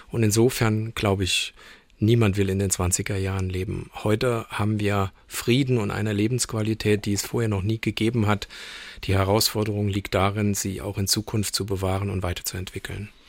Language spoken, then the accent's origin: German; Saarland, Germany; Also heute sind wir sozusagen als Saarländer, was unsere DNA betrifft, geprägt durch deutsch-französische Freundschaft